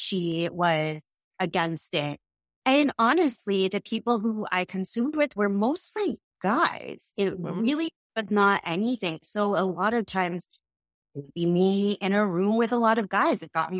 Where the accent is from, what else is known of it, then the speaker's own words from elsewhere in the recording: Massachusetts, United States; I grew up in Massachusetts.